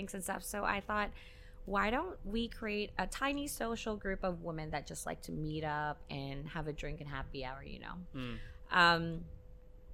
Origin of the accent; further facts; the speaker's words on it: Philippines; now in Hong Kong; being a Filipina in Hong Kong, I'm neither classed as a local nor an expat.